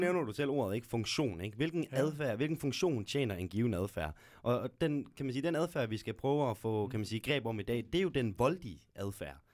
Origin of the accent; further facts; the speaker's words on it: Aarhus, Central Denmark Region, Denmark; moved away as an adult; now in Gellerup, Denmark; det villakvarter, jeg voksede op i Viby